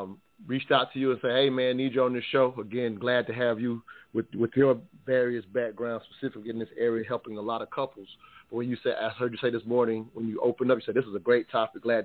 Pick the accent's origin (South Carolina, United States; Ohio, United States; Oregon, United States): South Carolina, United States; growing up in South Carolina, the deep South, if you will